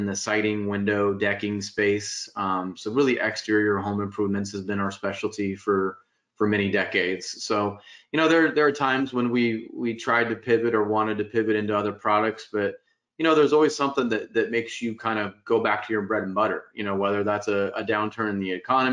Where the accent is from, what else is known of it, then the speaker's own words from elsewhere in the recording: Spokane, Washington, United States; now in Folsom, United States; I have a big family contingent up in Spokane, Washington. So grew up in the Northwest. It moved down here in the late, like 1988, 89